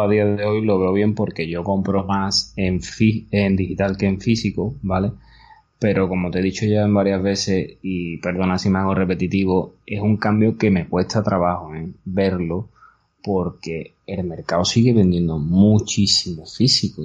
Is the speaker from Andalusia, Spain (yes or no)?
yes; Andalusia, Spain; como buenos andaluces que somos